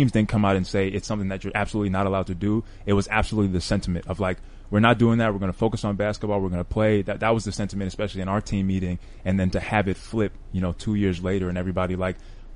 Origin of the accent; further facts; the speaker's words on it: New York City, New York, United States; also born or lived in Florida; now in Orlando, United States; I grew up in Bronx, New York.